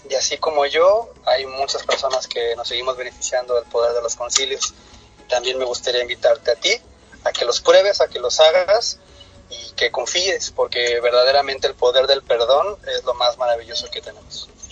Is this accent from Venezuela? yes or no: no; Mexico; also born or lived in Cancún, Quintana Roo; soy mexicano, vivo en la ciudad de Cancún, Quintana Roo, en México